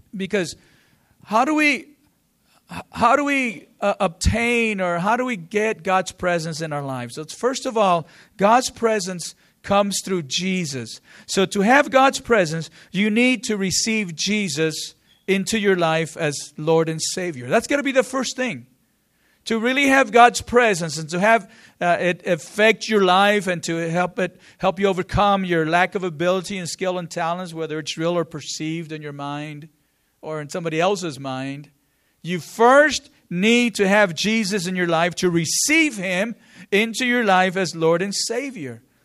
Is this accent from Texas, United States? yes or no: yes; San Angelo, Texas, United States; I'm from San Angelo, and I was at a small school, small program